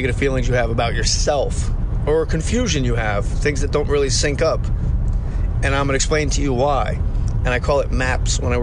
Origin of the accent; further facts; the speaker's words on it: Verona, New Jersey, United States; I'm from Verona, New Jersey